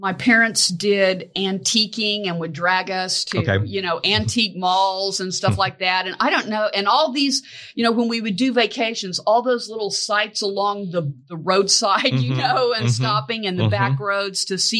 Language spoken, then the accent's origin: English; Blackwell, Oklahoma, United States; also born or lived in Texas; I actually grew up in Oklahoma in a small town in north central Oklahoma called Blackwell, Oklahoma